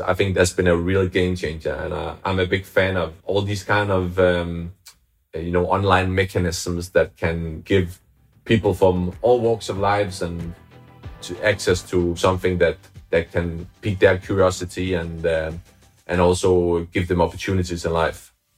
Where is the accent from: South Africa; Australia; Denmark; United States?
Denmark; moved away as an adult; now in London, United Kingdom; I'm originally from Denmark, but I, I, I lived in London for the past ten years.